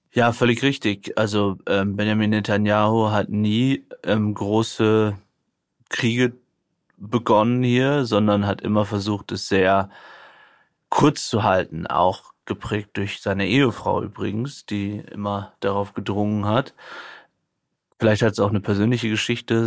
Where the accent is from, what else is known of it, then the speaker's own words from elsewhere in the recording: Germany; bei uns in Deutschland